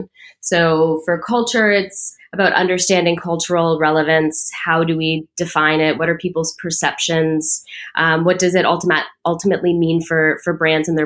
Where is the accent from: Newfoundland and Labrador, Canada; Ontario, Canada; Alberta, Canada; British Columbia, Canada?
Ontario, Canada; Toronto; also born or lived in United Kingdom / United States; I'm from Toronto, born and raised with some stints working abroad in the UK and the US.